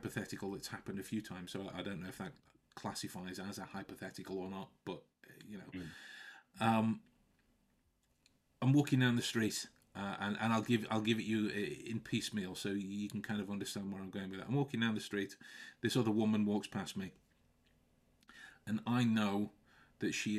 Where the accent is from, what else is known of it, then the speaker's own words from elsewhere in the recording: Stoke-on-Trent, West Midlands, United Kingdom; we have Duck in Stoke.